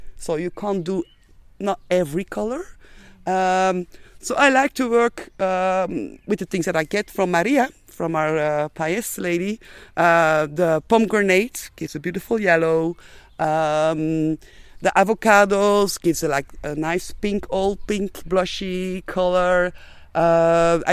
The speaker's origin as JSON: {"language": "English", "country": "Belgium", "also_born_or_lived": "Antwerp", "moved": "as an adult", "lives_now": "Ibiza, Spain", "said": "we are from Belgium."}